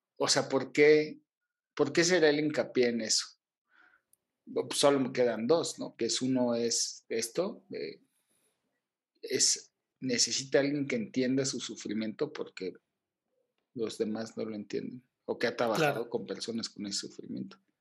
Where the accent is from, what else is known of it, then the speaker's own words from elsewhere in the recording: Mexico; soy mexicano